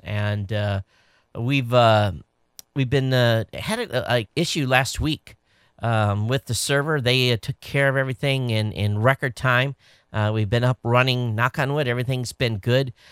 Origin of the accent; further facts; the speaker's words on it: Quincy, Michigan, United States; I grew up in Southern Michigan. Uh, for those of you watching, uh, um, I lived, uh, at the bottom of the state, Stone's Throw from the In-, Indiana state line in a small town called Quincy. It's where I went to high school